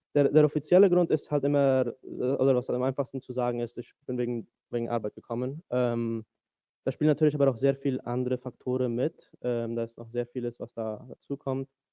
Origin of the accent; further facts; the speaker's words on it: Asunción, Paraguay; first language German; moved away as an adult; also born or lived in United States; now in Berlin, Germany; ich bin in Asunción, Paraguay geboren und auch zum größten Teil aufgewachsen, dazwischen nochmal fünf Jahre in den USA